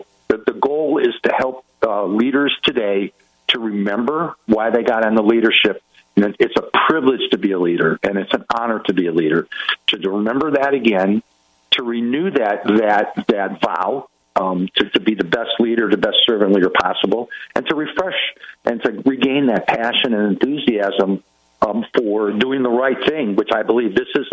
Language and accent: English; Cleveland, Ohio, United States; moved away as an adult; also born or lived in Kansas; Cleveland, Ohio, which is my hometown